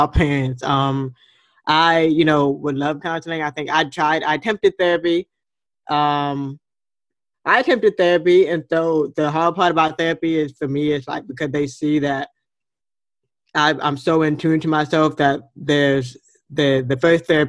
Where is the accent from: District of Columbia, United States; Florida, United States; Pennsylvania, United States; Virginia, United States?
Florida, United States; Fort Lauderdale; moved away; I was born in Fort Lauderdale, Florida, and I'm a water girl at heart by nature, and I wanted to move back home.